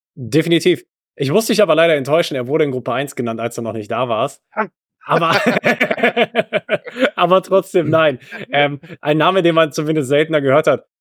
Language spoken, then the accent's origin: German; Rhineland, Germany; wir als Rheinländer